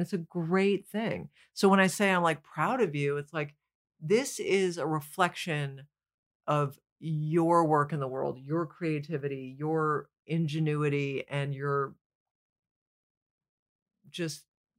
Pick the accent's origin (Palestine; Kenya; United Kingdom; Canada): Canada; now in United States; I was coming from Canada. That's like sliding through a side door.